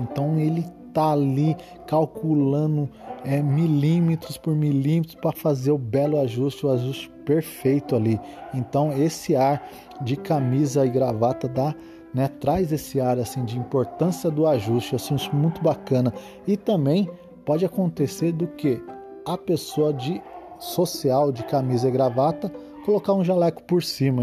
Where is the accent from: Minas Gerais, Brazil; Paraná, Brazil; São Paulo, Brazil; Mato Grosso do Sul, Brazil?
São Paulo, Brazil; Osvaldo Cruz; minha cidade natal, a cidade de Oswaldo Cruz, interior de São Paulo